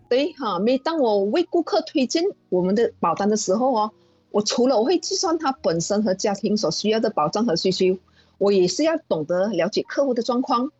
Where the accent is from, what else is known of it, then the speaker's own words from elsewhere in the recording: Malaysia; 我来自马来西亚保险业